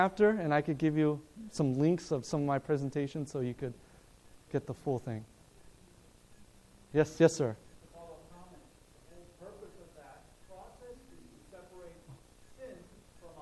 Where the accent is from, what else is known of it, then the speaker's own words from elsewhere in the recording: Loma Linda, California, United States; I was born in Loma Linda